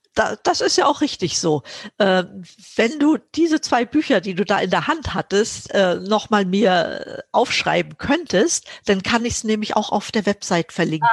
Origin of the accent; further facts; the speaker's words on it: Mecklenburg-Vorpommern, Germany; moved away as an adult; now in Berlin, Germany; Ich bin in Mecklenburg groß geworden.